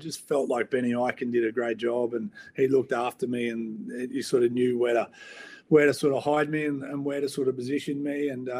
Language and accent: English; Toowoomba, Queensland, Australia; also born or lived in Sunshine Coast, Queensland; I was born on the Downs in Toowoomba and played a lot of my junior footy on the sunny coast. So, you know, very southeast Queensland